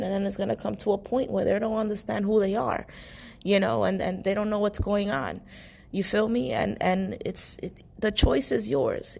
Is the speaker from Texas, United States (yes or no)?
no; New York City, New York, United States; I was born and raised in New York City